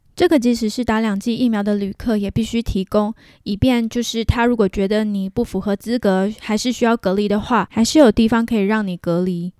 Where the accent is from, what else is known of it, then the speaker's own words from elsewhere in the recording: Taiwan; moved away as an adult; now in Vancouver, Canada; 我是一个来自台湾的平面设计师，在台湾有五年多的政治设计工作经验，也就是说我在政治团队做设计